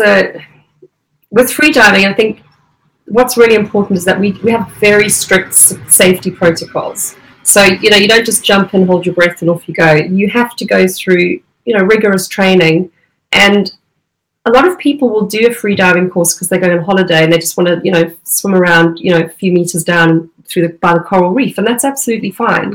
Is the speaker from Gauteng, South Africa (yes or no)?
no; Durban, KwaZulu-Natal, South Africa; moved away as an adult; now in United Kingdom; I grew up around in Durban.